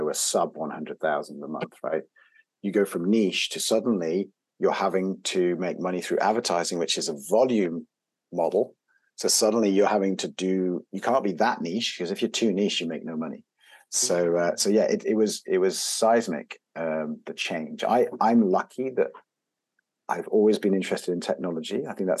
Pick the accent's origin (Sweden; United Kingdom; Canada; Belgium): Belgium; but I grew up, I didn't grow up in the UK. I grew up in Belgium, and I grew up in an international environment. So my mother's French. Mm-hmm. My father's British